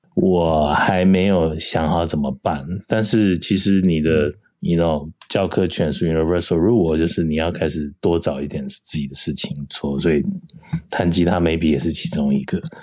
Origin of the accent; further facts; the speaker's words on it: Taiwan; moved away; 土生土长在台湾出生